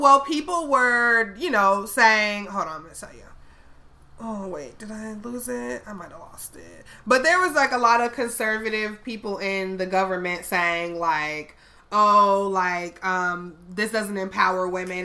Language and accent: English; Chicago, Illinois, United States; I'm from Chicago